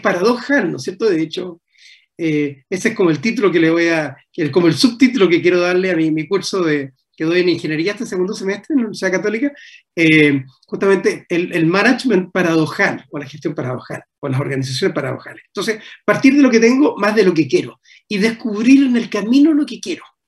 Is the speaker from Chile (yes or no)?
yes; Chile; also born or lived in Paris, France; como chilenos